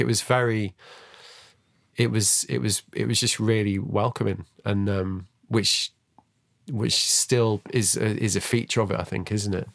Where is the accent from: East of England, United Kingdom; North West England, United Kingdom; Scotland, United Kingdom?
North West England, United Kingdom; Manchester; I grew up in Manchester